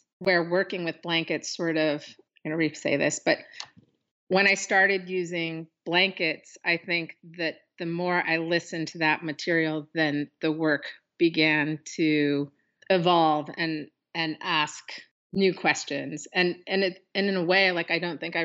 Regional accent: Pacific Northwest, United States; growing up in the Pacific Northwest and being indigenous person in this urban environment

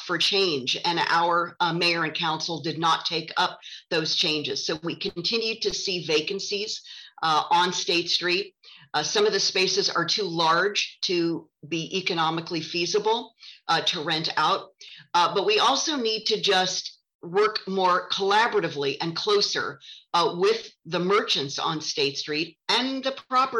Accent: Santa Barbara, California, United States; also born or lived in San Francisco; Santa Barbara is my hometown. My family moved here in the late 1960s.

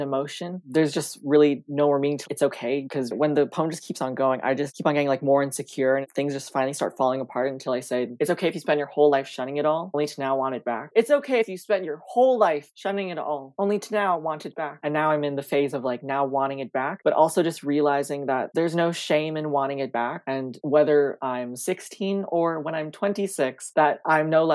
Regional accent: Canada; as a first generation Canadian, my family immigrated here from the Philippines in 2001. When I was born in 2006. I was just very much born in a very predominantly like white communities.

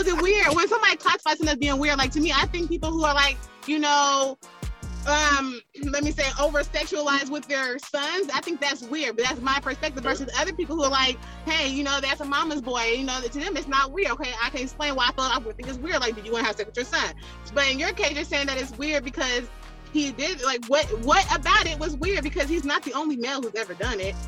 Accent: Bay Area, California, United States; I grew up in the Bay Area, below California

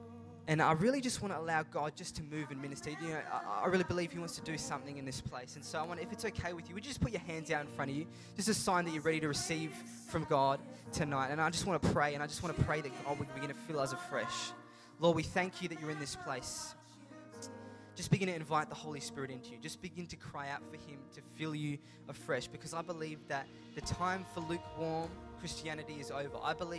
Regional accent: India; And it's not just because I'm Indian, because it's very stereotypical of Indians to become doctors.

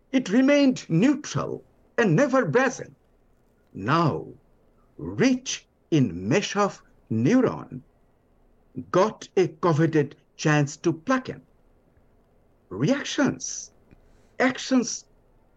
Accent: Bangladesh; first language Bengali; English is a second language; now in New Orleans, United States; From my background of Bangladesh, I was listening to ghazal from childhood

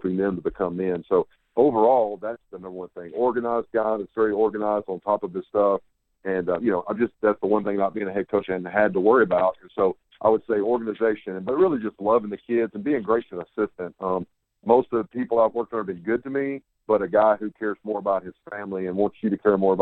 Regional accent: Huntington, Tennessee, United States; moved away; I'm from Huntington, Tennessee originally.

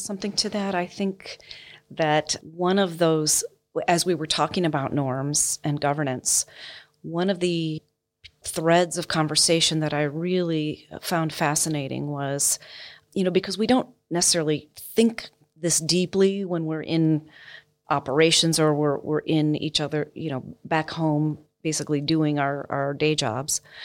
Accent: United States; as an American

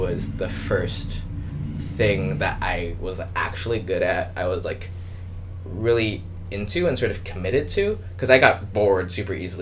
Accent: Los Angeles, California, United States; moved away as an adult; also born or lived in San Diego / Seattle; I grew up in Los Angeles

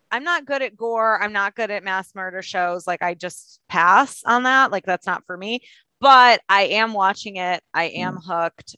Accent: Michigan, United States; now in Los Angeles, United States; I am from Michigan and we take crossing picket lines pretty seriously

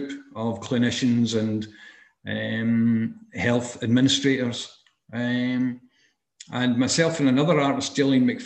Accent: Dumbarton, Scotland, United Kingdom; also born or lived in Dundee; I grew up in Dumbarton, in the west coast of Scotland

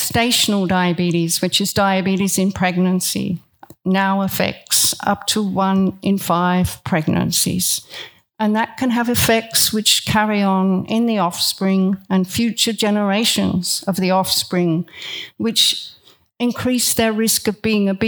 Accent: Australia; I am Australian and very proud to be Australian

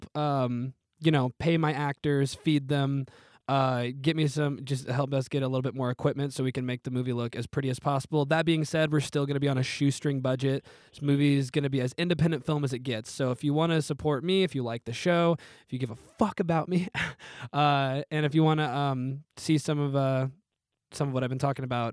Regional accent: Canton, Illinois, United States; my hometown of Canton, Illinois, which has only got about 15,000 people

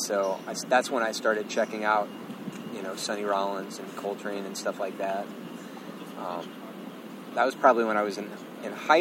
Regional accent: Lexington, Kentucky, United States; moved away as an adult; also born or lived in Chicago, United States; now in New York, United States; I grew up in Lexington, Kentucky

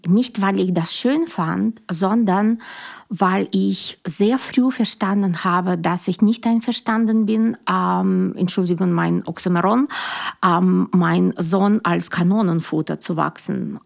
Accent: Russia; German is a second language; moved away as an adult; now in Germany; ich bin Russin

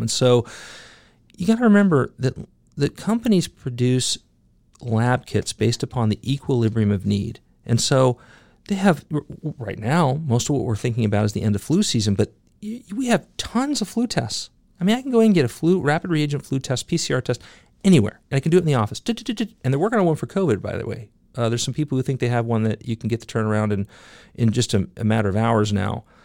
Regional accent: United States

